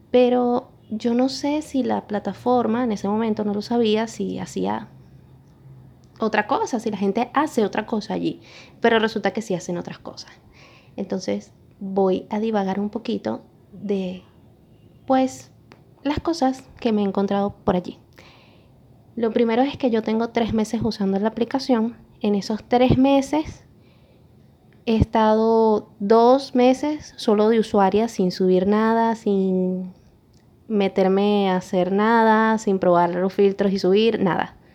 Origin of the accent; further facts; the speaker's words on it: Venezuela; todos eran venezolanos, yo soy venezolana.